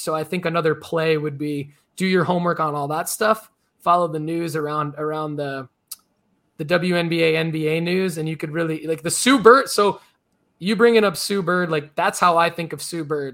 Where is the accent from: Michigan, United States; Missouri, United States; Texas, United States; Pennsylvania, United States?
Michigan, United States; Detroit; I grew up in Detroit.